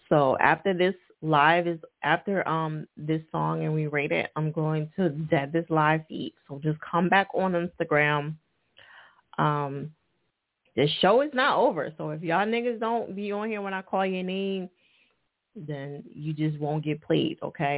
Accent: Philadelphia, Pennsylvania, United States; What city are you from? We are from Philly.

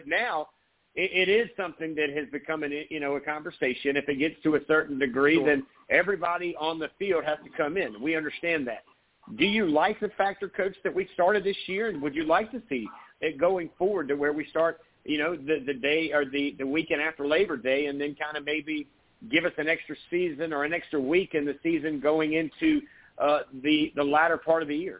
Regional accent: Myrtle Beach, South Carolina, United States; Where I grew up there in Myrtle Beach

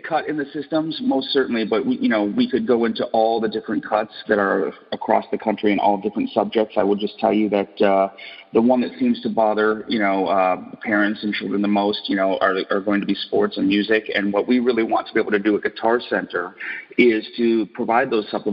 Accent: Detroit, Michigan, United States; I grew up in Detroit, Michigan, and, it was a factory town

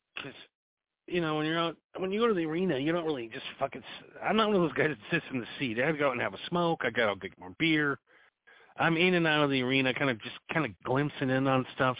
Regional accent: United States; I'm an American

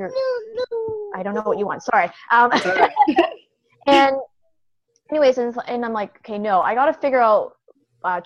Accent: Canada; moved away as an adult; also born or lived in China; now in United States; I'm originally from Canada.

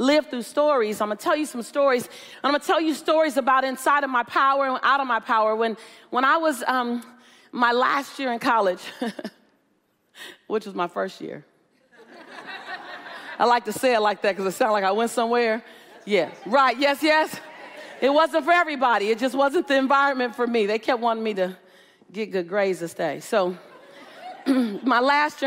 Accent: Los Angeles, California, United States; I'm from South Central LA.

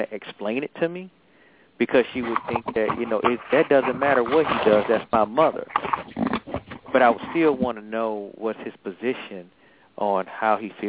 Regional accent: Atlanta, Georgia, United States; now in Maryland, United States; I'm from Atlanta

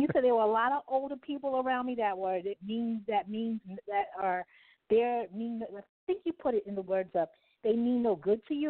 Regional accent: Long Island, New York, United States; I'm from Long Island, New York, but I grew up in the New York City area. I moved out to the city when I was like 17 years old.

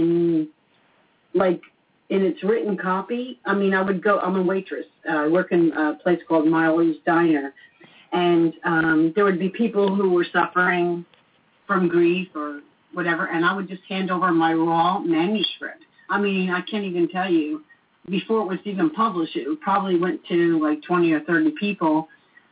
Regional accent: Long Branch, New Jersey, United States; now in Florida, United States; I'm from New Jersey

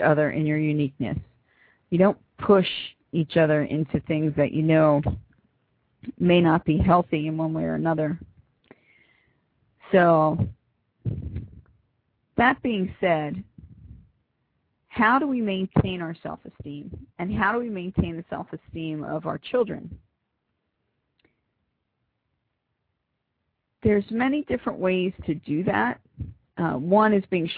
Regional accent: Philadelphia, Pennsylvania, United States; I'm from Philly.

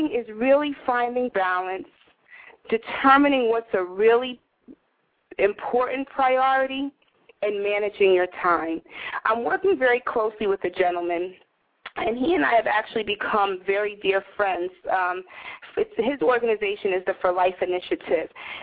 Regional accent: Northeast, United States; now in New York City, United States; I live in my pretentious, obnoxious Greenwich Village little world in New York City, you know, born and bred in the Northeast

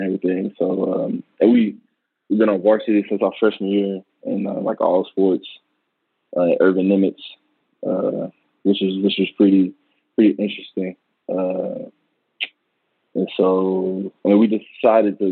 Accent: Dallas, Texas, United States; We grew up in West Dallas, which is, you know, a low-income area

